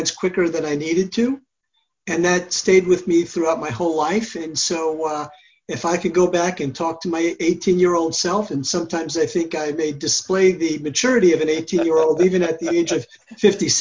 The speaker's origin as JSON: {"language": "English", "region": "New York", "country": "United States", "tie": "born or raised there", "said": "I grew up in New York"}